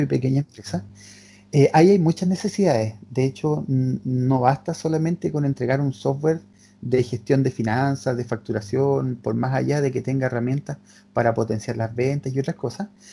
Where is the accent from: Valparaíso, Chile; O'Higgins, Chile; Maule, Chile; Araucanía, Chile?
Araucanía, Chile; Temuco; Nosotros somos de Temuco